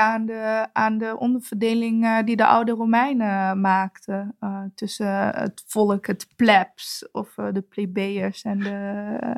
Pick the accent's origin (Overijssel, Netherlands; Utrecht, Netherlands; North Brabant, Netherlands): North Brabant, Netherlands; Eindhoven; Ik ben bijvoorbeeld opgegroeid in Jagershoef